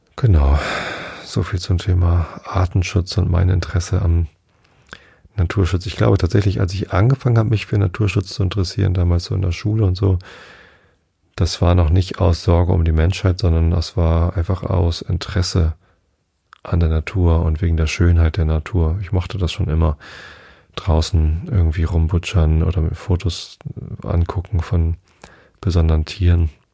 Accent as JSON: {"language": "German", "town": "Wistedt", "region": "Lower Saxony", "country": "Germany", "tie": "born or raised there", "said": "Ich bin ja in Vistet aufgewachsen"}